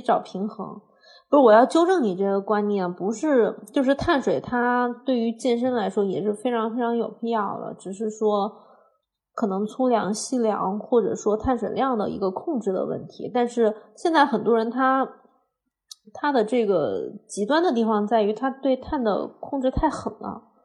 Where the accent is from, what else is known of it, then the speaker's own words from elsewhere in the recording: Hunan, China; 我是湖南人